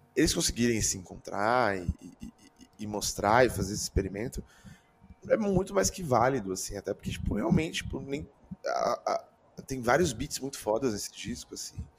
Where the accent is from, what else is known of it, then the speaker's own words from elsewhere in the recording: Brazil; a gente sendo brasileiro ainda